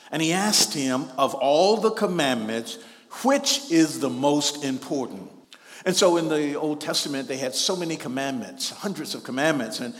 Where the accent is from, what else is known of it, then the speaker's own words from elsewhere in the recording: Shreveport, Louisiana, United States; You know, when I was growing up in Shreveport, Louisiana, we had a guy who was just a couple of years older than me